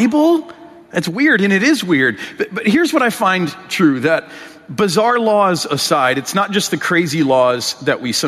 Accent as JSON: {"language": "English", "region": "Michigan", "country": "United States", "tie": "born or raised there", "said": "In my home state of Michigan, I'm from Michigan"}